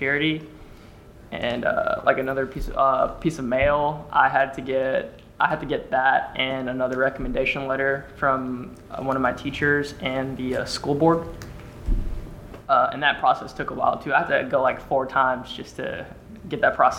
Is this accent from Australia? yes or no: no; South Africa; also born or lived in Philadelphia; now in Kentucky, United States; I'm originally from South Africa